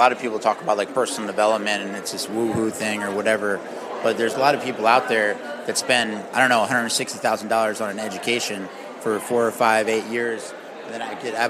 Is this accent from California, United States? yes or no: no; Annapolis, Maryland, United States; Annapolis, Maryland.